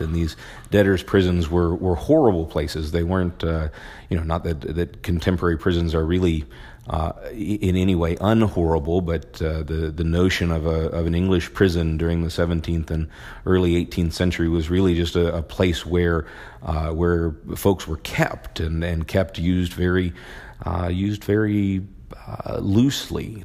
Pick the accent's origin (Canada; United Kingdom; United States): United States; Maryland; I grew up in Maryland